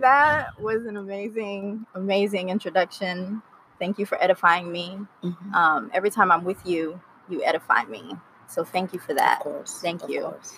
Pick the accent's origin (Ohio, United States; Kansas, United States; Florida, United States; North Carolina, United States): Florida, United States; Miami; moved away as an adult; also born or lived in Haiti; now in Los Angeles, United States; I moved from Miami, Florida, where I grew up. Mm-hmm. Uh, originally born in Haiti, raised by Haitian parents